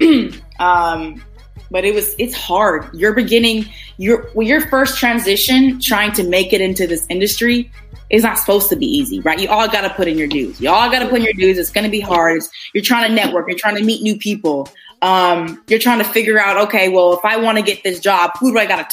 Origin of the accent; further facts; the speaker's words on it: Minnesota, United States; moved away; I'm from Minnesota